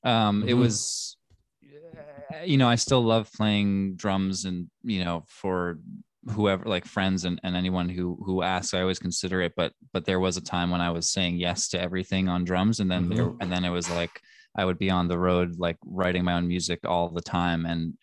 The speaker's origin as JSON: {"language": "English", "town": "New York City", "region": "New York", "country": "United States", "tie": "born or raised there", "said": "I grew up in Manhattan, in Greenwich Village. Yeah."}